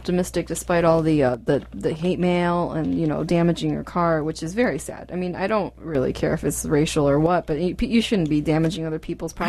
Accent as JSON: {"language": "English", "region": "Shanghai", "country": "China", "tie": "born or raised there", "moved": "yes", "lives_now": "United States", "said": "I was born in Shanghai."}